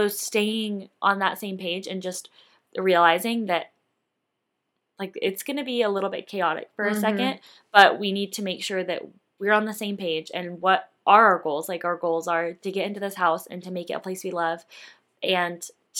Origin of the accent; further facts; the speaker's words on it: Colorado, United States; I grew up mostly in Colorado, but honestly in like a few other states as well.